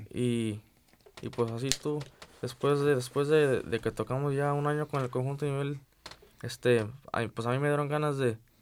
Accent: Illinois, United States; nosotros tres somos de este, aquí, de Illinois. Nacimos aquí, pero raíces de Zacatecas y Jalisco

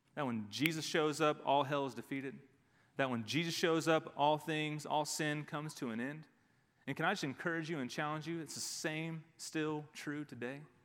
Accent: Dallas, Texas, United States; We grew up in the Dallas area

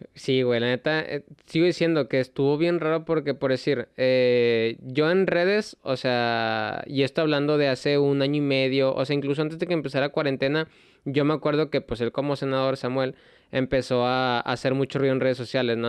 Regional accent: Mexico; uno como mexicano

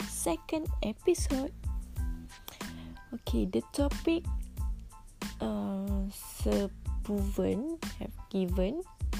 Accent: Malaysia; English is a second language; I'm from Kampung Girl. Okay, Kampung Girl, so yeah, cannot speak English.

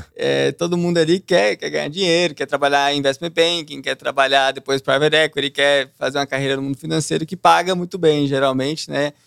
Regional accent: Brasília, Federal District, Brazil; Nasci lá, Nascido, cresci criado. lá. Só o tempo que eu morei fora, né? Que é aí que eu passei distante, mas o resto eu fiquei em Brasília

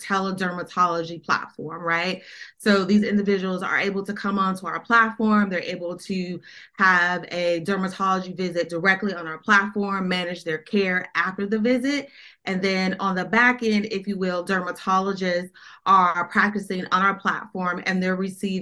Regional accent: Denver, Colorado, United States; moved away as an adult; also born or lived in Atlanta; now in Washington, DC, United States; I was born and raised in Denver. Colorado, where the majority of my family is from.

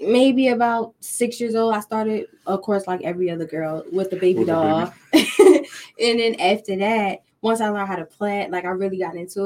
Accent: Baltimore, Maryland, United States; moved away; also born or lived in South Carolina; I'm originally from Baltimore, Maryland, but I did reside in South Carolina for a while. I'm just moving back here

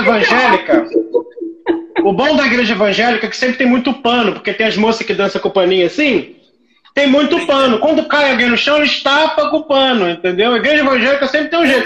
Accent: Nova Friburgo, Rio de Janeiro, Brazil; lá na minha cidade, Friburgo

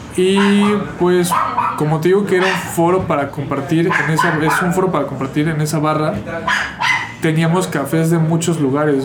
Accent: Mexico City, Mexico; yo soy de la Ciudad de México

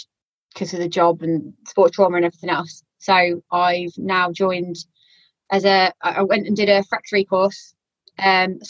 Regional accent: Walsall, West Midlands, United Kingdom; accent: yam-yam; I'm originally from Warsaw, so my yam-yam accent has a tendency to come out a little bit as well

